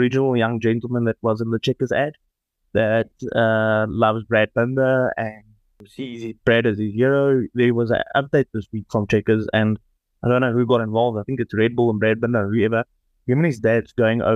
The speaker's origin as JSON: {"language": "English", "country": "South Africa", "said": "being a South African right now"}